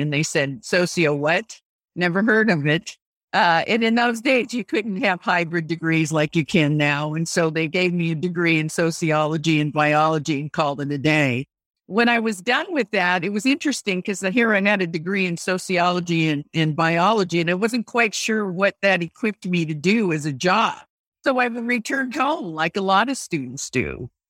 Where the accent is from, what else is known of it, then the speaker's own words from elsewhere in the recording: Japan; Whether it was my background of growing up in Japan and then experiencing the Vietnam War through my father's work